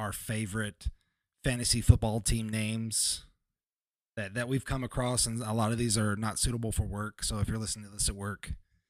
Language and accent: English; Kentucky, United States; That's, I'm from Kentucky. Of course we did that.